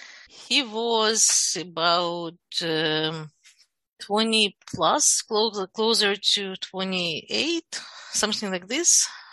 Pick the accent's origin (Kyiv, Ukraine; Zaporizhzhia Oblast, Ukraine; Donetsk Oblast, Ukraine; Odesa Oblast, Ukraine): Kyiv, Ukraine; born there; first language Russian; English is a second language; Yes. Yes. Actually, Russian is my primary language. I was born in a Russian-speaking family.